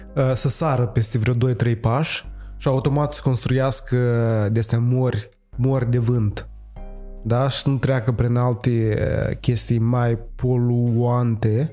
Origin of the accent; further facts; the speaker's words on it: Moldova; suntem foarte practici ca moldoveni